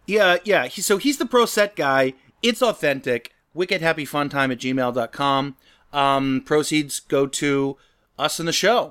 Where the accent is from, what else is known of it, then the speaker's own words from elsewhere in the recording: the Northwest, Pacific Northwest, United States; moved away; Being from the Northwest